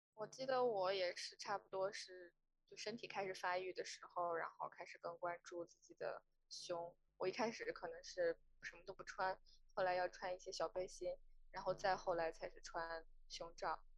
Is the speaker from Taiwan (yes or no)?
no; China; 在中国我，就是我是九四年出生的